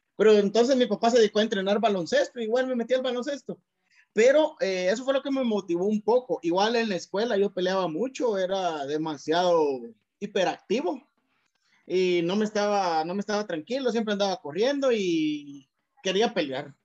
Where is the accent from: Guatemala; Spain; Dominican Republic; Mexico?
Guatemala; Cuilapa, Santa Rosa; de Cuilapa, de donde yo soy, de Cuilapa Santa Rosa